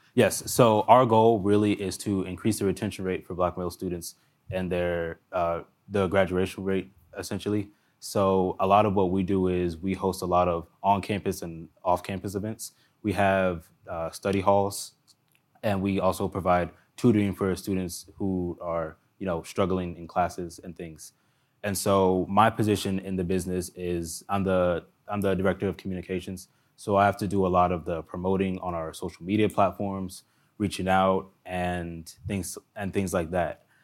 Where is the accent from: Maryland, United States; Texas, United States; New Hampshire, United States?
Maryland, United States; Montgomery County; I grew up in Montgomery County, Maryland